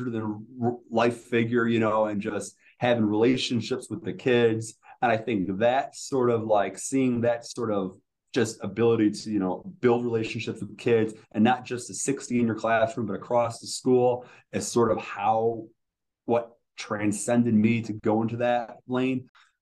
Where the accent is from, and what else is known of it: New York, United States; born or raised there; moved away as an adult; now in Charlotte, United States